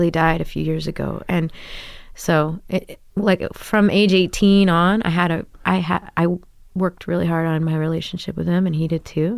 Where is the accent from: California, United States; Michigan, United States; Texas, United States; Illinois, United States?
Texas, United States; Grapevine; moved away as an adult; also born or lived in New York City; now in Brooklyn, United States; I grew up in Da, uh, outside of Dallas, Texas, in Grapevine, Texas